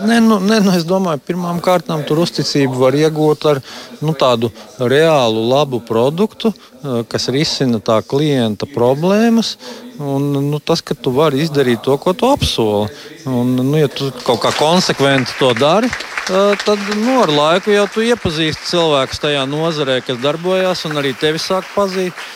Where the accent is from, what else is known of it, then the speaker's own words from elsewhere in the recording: Latvia; moved away as an adult; now in Denver, United States; es jau esmu dzimis audzis Latvijā